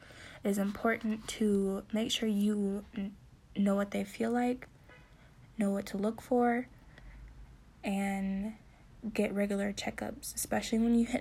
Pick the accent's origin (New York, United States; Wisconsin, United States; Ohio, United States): Wisconsin, United States; I am from Wisconsin